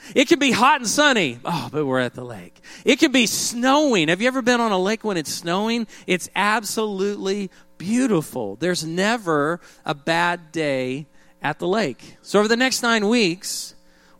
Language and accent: English; Oklahoma, United States; growing up in Oklahoma